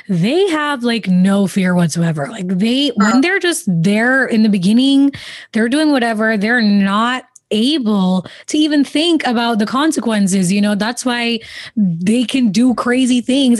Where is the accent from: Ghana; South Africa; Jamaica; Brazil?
Jamaica; growing up in the Caribbean, especially, you know, my family's from Jamaica.